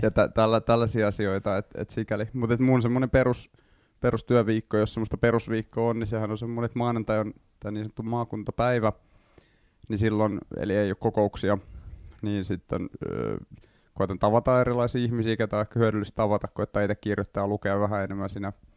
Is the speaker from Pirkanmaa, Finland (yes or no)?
no; Vantaa, Uusimaa, Finland; also born or lived in Helsinki; Tai itse asiassa mä oon syntyperäinen helsinkiläinen, mutta kasvanut Vantaalla